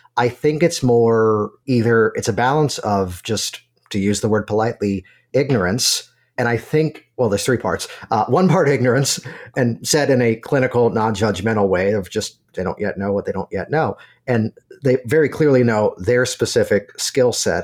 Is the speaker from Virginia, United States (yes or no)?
yes; Virginia, United States; moved away; I'm originally from Virginia